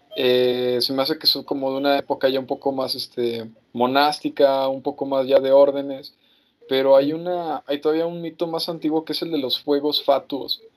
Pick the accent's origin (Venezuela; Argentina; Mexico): Mexico; como mexicanos